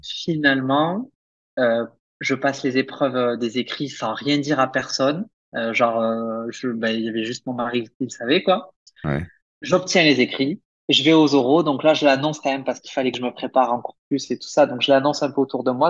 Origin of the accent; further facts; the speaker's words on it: Perpignan, Occitania, France; moved away as an adult; also born or lived in Limoges; now in Guadalajara, Mexico; j'ai obtenu un bac scientifique en France, euh, à Perpignan, dans le sud de la France